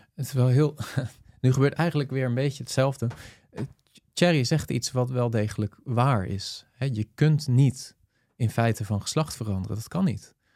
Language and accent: Dutch; Netherlands; als Nederlanders